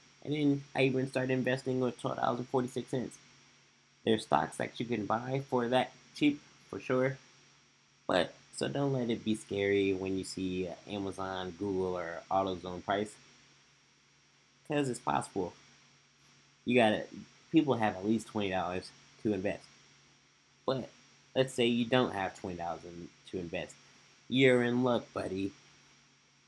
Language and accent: English; Omaha, Nebraska, United States; I'm from Omaha, Nebraska